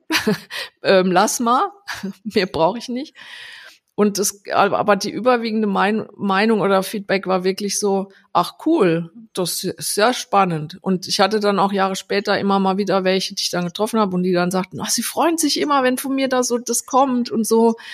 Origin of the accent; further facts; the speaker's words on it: Landau, Rhineland-Palatinate, Germany; Also ich, ähm, also ich komme ursprünglich aus Rheinland-Pfalz, aus Landau